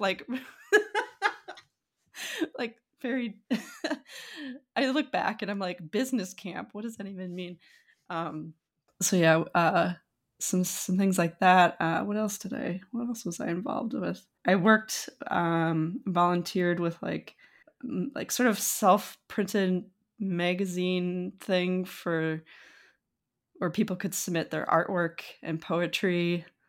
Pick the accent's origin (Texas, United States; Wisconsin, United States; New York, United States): Wisconsin, United States; moved away as an adult; also born or lived in Minot, North Dakota / England; now in California, United States; I grew up in North Dakota, partially, I, but until, like, fifth grade or so, um, in a small town, small-ish, I guess, Minot, North Dakota. Um, and then it moved to Wisconsin, like, sixth grade, fifth grade, sixth grade, and then spent most of my rest of my youth, uh, in, like, Wisconsin